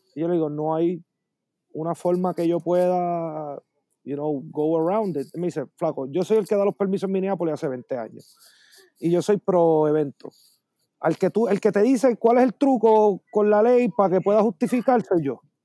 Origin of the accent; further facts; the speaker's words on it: Puerto Rico; como todo puertorriqueño